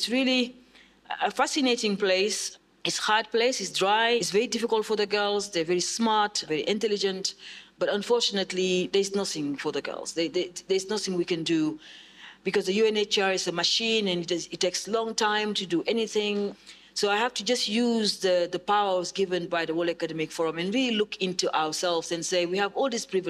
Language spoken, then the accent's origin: English; Senegal; also born or lived in United Kingdom; now in South East England, United Kingdom; I grew up in Senegal in very tough conditions. Ended up in Europe.